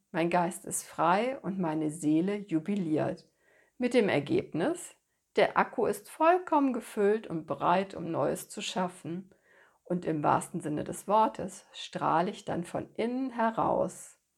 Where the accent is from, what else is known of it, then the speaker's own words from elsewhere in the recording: Rhineland, Germany; Als gebürtige Rheinländerin hat mir bereits in ganz jungen Jahren ein Spaziergang am Rhein oder eine Auszeit mit meiner Freundin auf der Wippe am Rheinufer Ruhe und Kraft verliehen.